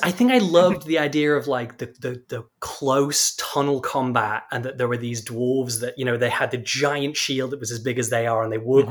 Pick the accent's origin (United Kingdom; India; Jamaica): United Kingdom; now in Texas, United States; I am from the UK